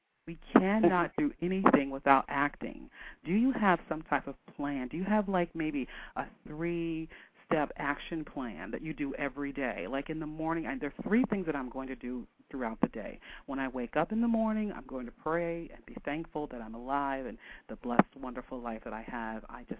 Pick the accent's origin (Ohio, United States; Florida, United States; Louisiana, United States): Ohio, United States; Canton; And we're talking about from Canton, Ohio. It's not quite the fashion capital of the world.